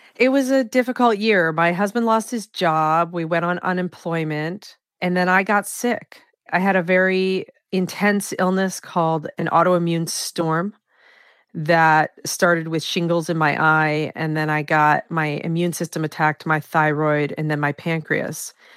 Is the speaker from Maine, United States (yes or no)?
yes; Maine, United States; in my home state of Maine, and I was born and raised here